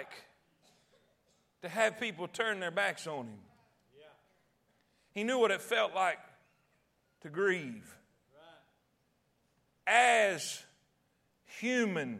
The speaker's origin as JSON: {"language": "English", "region": "Alabama", "country": "United States", "accent": "redneck", "said": "\"Where are you from?\" And I'd say, \"Alabama.\""}